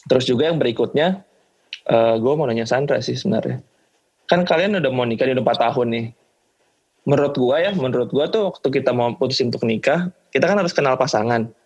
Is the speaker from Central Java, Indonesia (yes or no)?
no; North Sumatra, Indonesia; pas lagi siapin nikah ya karena gue kebetulan orang Batak ya keluarga gue